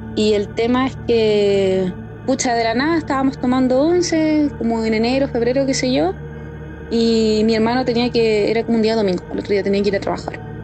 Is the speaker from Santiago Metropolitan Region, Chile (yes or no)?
yes; Maipú, Santiago Metropolitan Region, Chile; yo soy de Maipú, acá